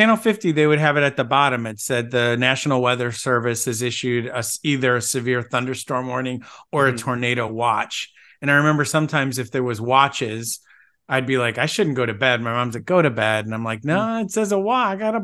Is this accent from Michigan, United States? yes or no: yes; Grosse Pointe, Michigan, United States; That was one of the treats of growing up in Michigan